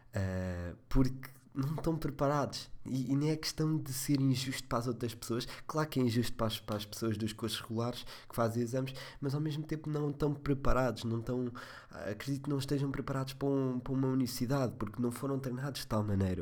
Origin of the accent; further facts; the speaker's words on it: Leiria, Leiria District, Portugal; sou de Leiria